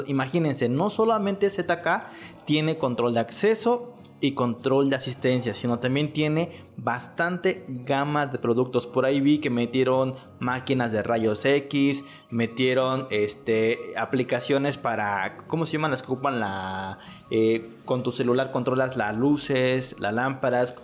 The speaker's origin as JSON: {"language": "Spanish", "country": "Mexico", "said": "qué hacemos como todo mexicano"}